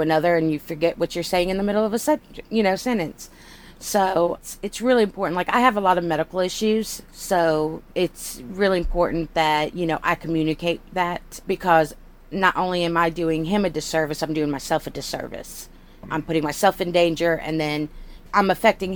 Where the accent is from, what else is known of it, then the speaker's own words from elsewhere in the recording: United States; I'm an American